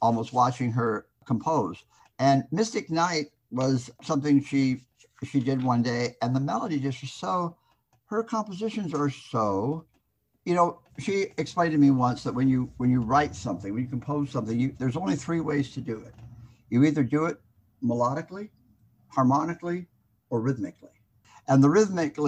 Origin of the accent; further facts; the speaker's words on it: Los Angeles, California, United States; Three generations deep in Los Angeles natives